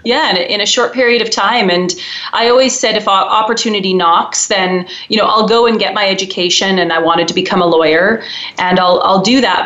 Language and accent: English; Wetaskiwin, Alberta, Canada; now in Calgary, Canada; I grew up in a small uh, central Alberta town called Wetaskiwin, and uh, I grew up on an acreage there in a farming community